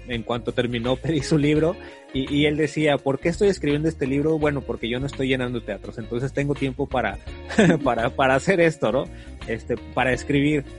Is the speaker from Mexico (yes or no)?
yes; Mexico; also born or lived in Tijuana; aquí en México